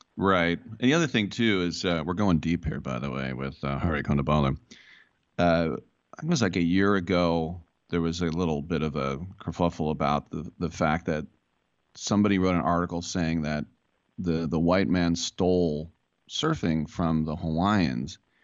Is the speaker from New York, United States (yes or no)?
no; Bay Area, California, United States; I'm here from the Bay Area where I grew up with tons of uh, Indian kids